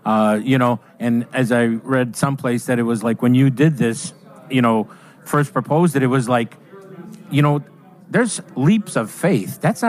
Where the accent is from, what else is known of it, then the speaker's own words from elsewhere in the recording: Chicago, Illinois, United States; When I was a young lad growing up in Chicago